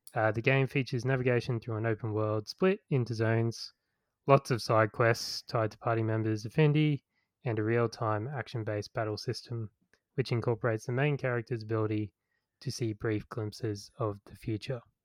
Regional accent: Australia; growing up in Australia

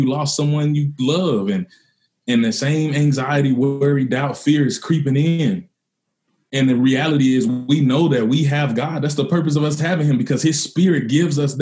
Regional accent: Mississippi, United States; I grew up in Mississippi.

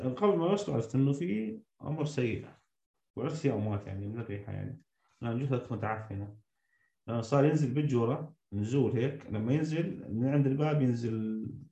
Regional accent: Syria; moved away; also born or lived in Damascus; انا كمواطن سوري

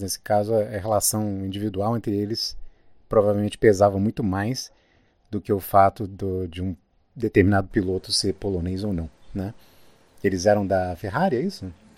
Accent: Brazil; moved away; also born or lived in United States; uma pessoa como eu, que sou brasileiro

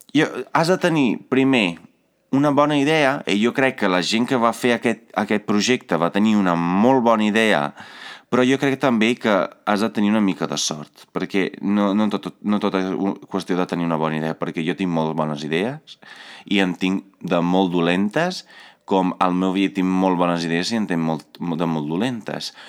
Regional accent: Italy; now in Catalonia, Spain; Jo vinc d'Itàlia

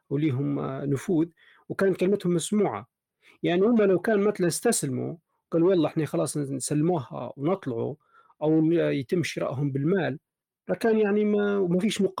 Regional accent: Libya; احنا كليبيين في ذاتنا وعلم لغتنا العربيه سليمه

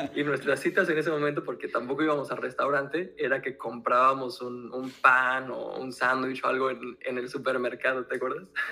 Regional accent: Mexico; moved away as an adult; now in France; yo nací en México, ahora vivimos en Francia

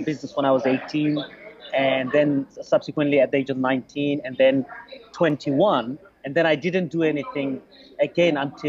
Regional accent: London, United Kingdom; English is a second language; also born or lived in Bangladesh; I was raised in London, spent, you know, the last 30 years in London mostly.

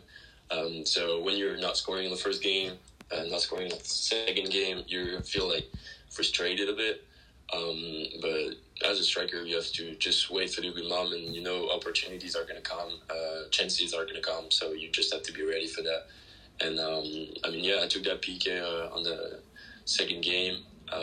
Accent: France; born or raised there; moved away as an adult; now in United States

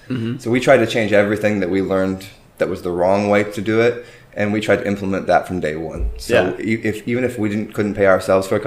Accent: Charleston, Illinois, United States; moved away as an adult; also born or lived in Chicago, Illinois; now in Texas, United States; I'm originally from Illinois, actually, a rural town in Illinois. It's called Charleston. I went to school there, went to college there as well

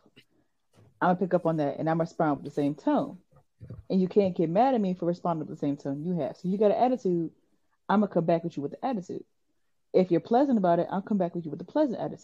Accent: Virginia, United States; accent: country; we are from Virginia

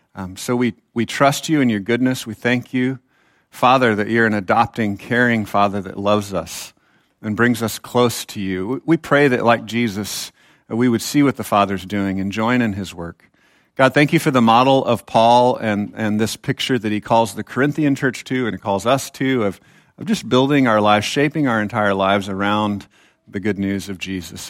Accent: Texas, United States; I actually am a Texan

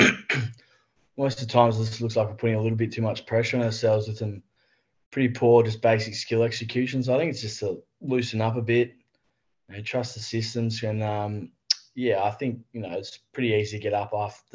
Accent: Wagga Wagga, New South Wales, Australia; now in Sydney, Australia; growing up in Wagga, it's typical like country kid sort of stuff.

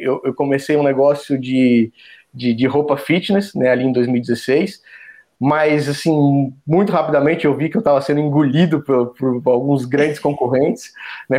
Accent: Joinville, Santa Catarina, Brazil; moved away as an adult; also born or lived in São Paulo / Florianópolis / South Africa; now in São José dos Campos, Brazil; eu nasci em São Paulo, né? Sou, sou natural de São Paulo, da capital. Mas logo que eu nasci, meus pais já. Acho que eles já até já moravam em Joinville, em Santa Catarina, que foi onde eu cresci

